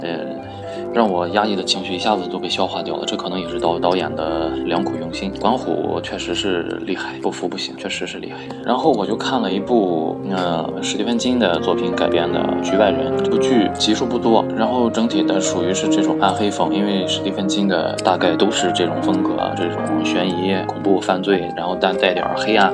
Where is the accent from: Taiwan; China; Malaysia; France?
China; 我们中国人